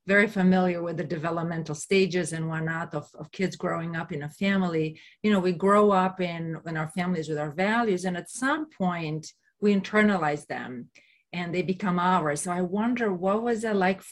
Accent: Romania; moved away; I'm originally from Romania

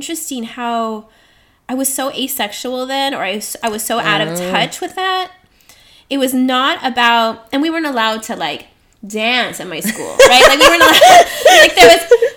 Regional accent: Pico Rivera / Whittier, California, United States; we grew up on Pico Whittier

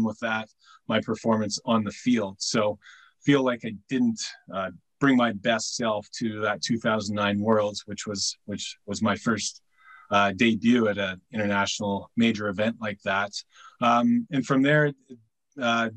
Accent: North Vancouver, British Columbia, Canada; I'm from North Vancouver, British Columbia, Canada. So I've grown up playing fast pitch softball

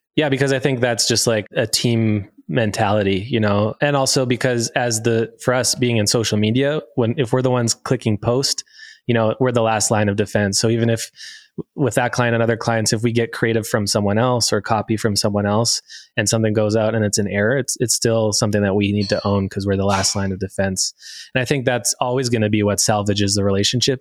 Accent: Sarnia, Ontario, Canada; now in Alberta, Canada; I'm from Ontario, a little place called Sarnia, Ontario, right are by the border.

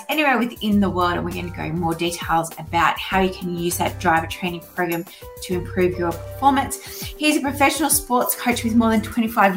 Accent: Australia; born or raised there

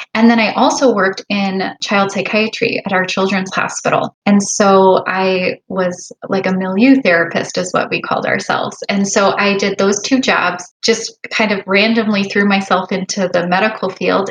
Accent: Chicago area, Illinois, United States; I am a hospitalist just outside of Chicago. My husband and I grew up here

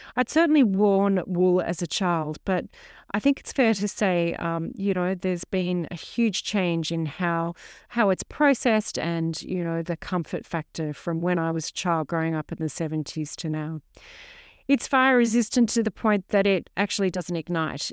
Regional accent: Sydney, New South Wales, Australia; now in mid-north coast, New South Wales, Australia; I was raised in Middle Harbour, Sydney

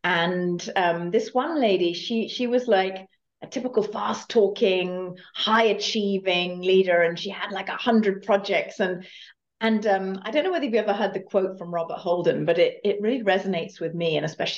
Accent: Germany; moved away as an adult; now in United States; I came from Germany to the States, to California, and I did that typical American dream thing

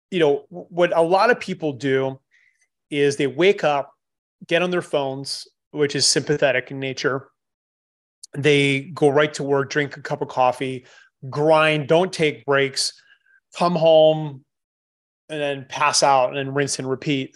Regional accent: Canada; moved away; I'm Canadian. I, I left a long time ago

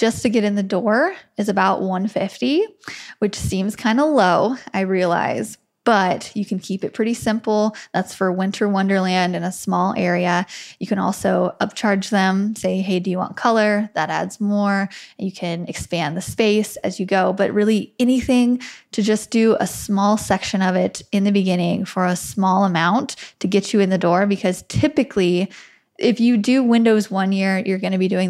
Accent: Wheatland, United States; my hometown of Wheatland, which is maximum 300 people in a very poor area

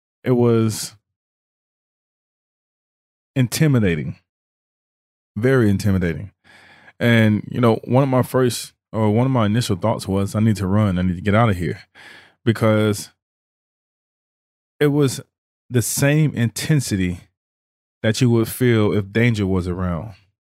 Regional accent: Mississippi, United States; also born or lived in New Orleans, United States / Houston, United States; I grew up a Christian, in a Christian household environment, grew up Baptist. Growing up in Mississippi, growing up in New Orleans, in Houston, Texas, you know, we were always in church.

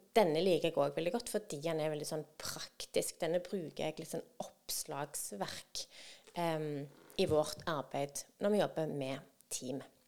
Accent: Norway; oss som nordmenn

